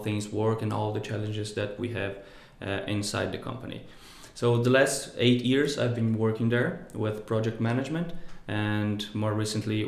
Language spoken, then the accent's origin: English; Brazil; moved away as an adult; I come from Brazil, from the countryside